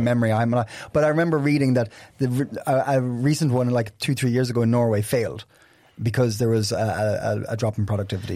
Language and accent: English; Ireland; now in Copenhagen, Denmark; I'm Irish.